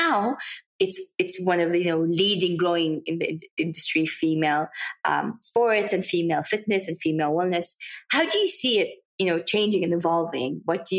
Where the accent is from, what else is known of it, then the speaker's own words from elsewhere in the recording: Saudi Arabia; English is a second language; people ask, where are you from? I see Saudi Arabia, there's always that blank look on their faces.